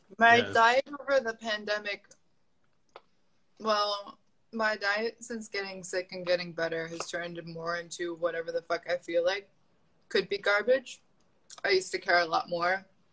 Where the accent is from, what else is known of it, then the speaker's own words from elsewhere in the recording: New England, United States; I'm from New England. That's, like, all anyone does there. And subsistence hunting.